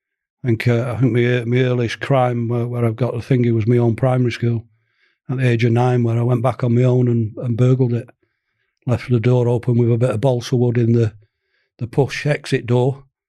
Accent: Manchester, North West England, United Kingdom; I'm a Mancunian, born and bred

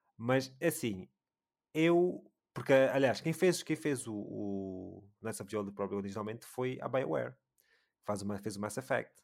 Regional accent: Luanda, Luanda Province, Angola; eu sou de Luanda

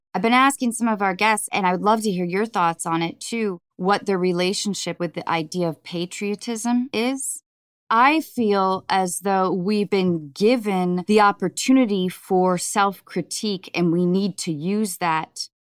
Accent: north of Seattle, Washington, United States; I grew up in Washington State, north of Seattle

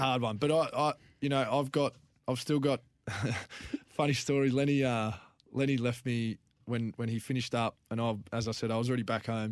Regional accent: Clare, South Australia, Australia; moved away; I'm from the Clare Valley.

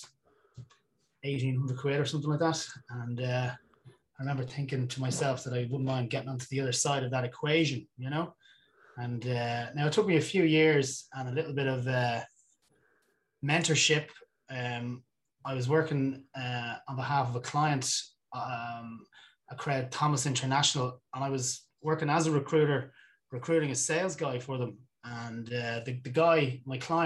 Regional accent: Dublin, Leinster, Ireland; I grew up in Dublin

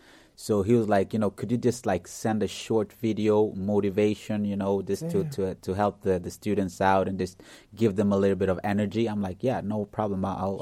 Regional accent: Uganda; born there; He's from Africa. I was born in Uganda and he's also from Africa.

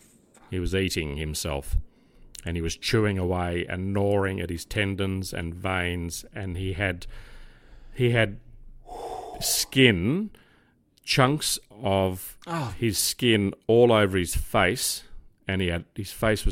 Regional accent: Crows Nest, New South Wales, Australia; born there; the Mater, which is the hospital I was born in Crow's Nest, just up from North Sydney Police Station.

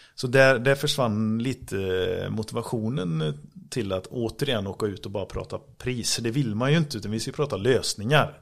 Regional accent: Grästorp, Västra Götaland, Sweden; Vi är från Grästorp båda två.

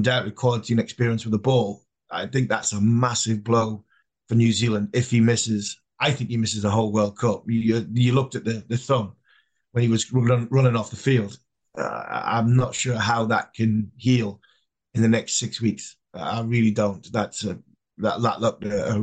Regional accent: England, United Kingdom; we're English

